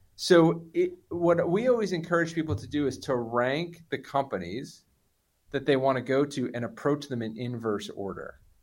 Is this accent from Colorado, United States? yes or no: no; New Jersey, United States; I'm from Jersey